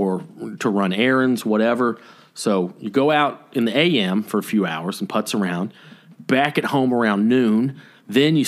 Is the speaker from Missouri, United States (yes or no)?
no; Canton, Georgia, United States; where I grew up in Canton, Georgia, in my teenage years